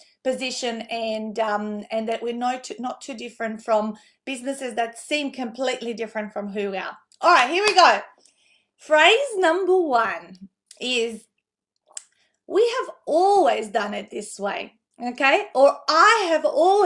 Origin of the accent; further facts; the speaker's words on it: North Macedonia; now in Australia; I grew up in Macedonia, and that's the Easter we celebrated before, obviously, the one over here in Australia